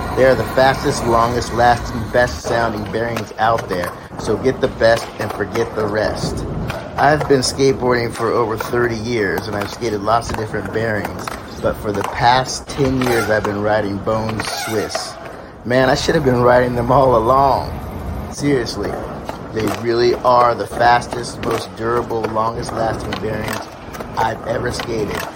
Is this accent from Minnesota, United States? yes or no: no; San Diego, California, United States; moved away as an adult; now in New York City, United States; It was normal, I guess, normal childhood, suburb of San Diego